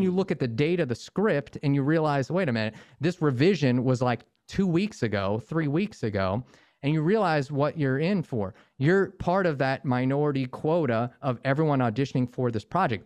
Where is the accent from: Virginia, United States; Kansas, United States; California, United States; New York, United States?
Virginia, United States; Northern; moved away as an adult; now in Los Angeles, United States; I grew up in Northern Virginia outside DC